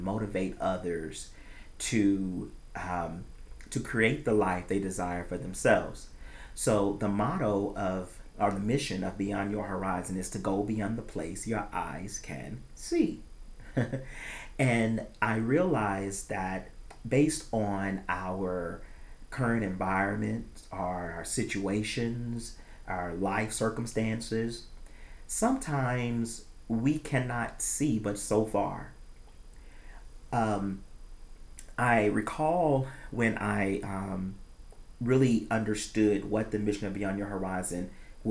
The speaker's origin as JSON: {"language": "English", "region": "the South", "country": "United States", "tie": "born or raised there", "said": "as African Americans growing up in the South"}